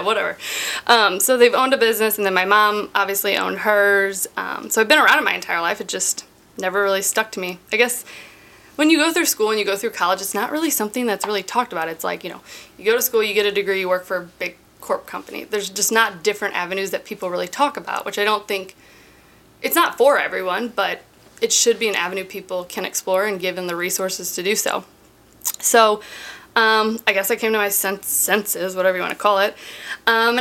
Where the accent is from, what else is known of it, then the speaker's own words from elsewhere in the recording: Columbia, United States; Born and raised in Columbia.